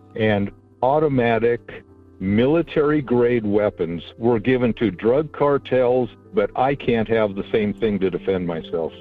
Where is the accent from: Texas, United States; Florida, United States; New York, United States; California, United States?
California, United States; I'm from California